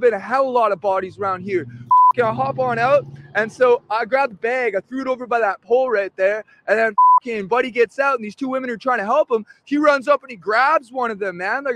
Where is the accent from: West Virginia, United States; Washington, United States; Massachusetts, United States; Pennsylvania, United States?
West Virginia, United States; Sophia; moved away; Sophia, West Virginia.